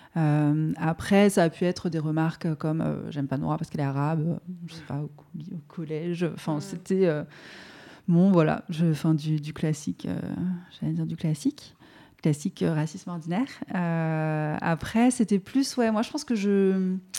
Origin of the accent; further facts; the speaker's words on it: France; first language French; la langue française, bah, c'est du coup ma langue maternelle à proprement parler, puisque ma mère est du coup voilà, française